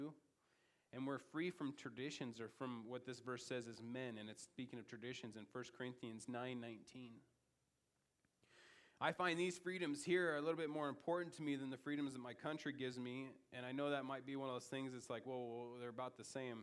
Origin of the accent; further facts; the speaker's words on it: United States; as an American